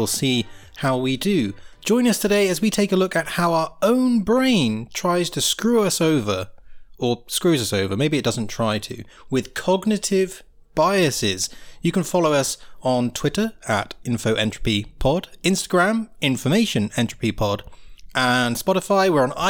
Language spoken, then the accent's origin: English; United Kingdom; now in Italy; I'm British